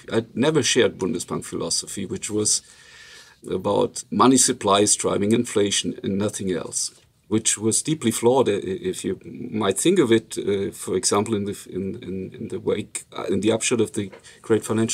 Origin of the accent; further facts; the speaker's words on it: Germany; accent: Luxembourgish; first language Luxembourgish; English is a second language; moved away; I'm from a region which is pretty close to the Luxembourg-Belgian-French border